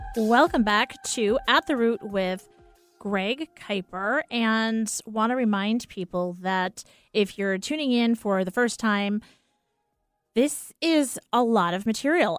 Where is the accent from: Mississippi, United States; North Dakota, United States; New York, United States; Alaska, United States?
New York, United States; I'm a New Yorker.